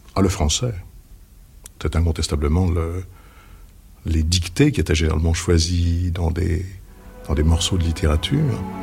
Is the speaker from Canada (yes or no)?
no; Paris, Île-de-France, France; Je suis parisien. J'étais d'une petite bourgeoisie du 9e arrondissement. Je suis né Chaussée-d'Antin, j'y ai vécu 16 ans.